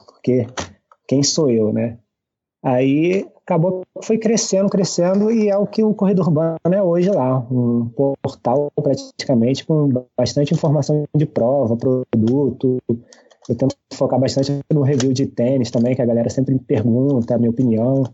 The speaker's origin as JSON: {"language": "Portuguese", "town": "Saquarema", "region": "Rio de Janeiro", "country": "Brazil", "tie": "born or raised there", "moved": "as an adult", "lives_now": "Niterói, Brazil", "said": "eu sou da cidade de Saquarema, né? É no, no interior do estado do Rio, é cidade de praia, né? eu sempre fui na praia, diz minha mãe que eu quase nasci na praia"}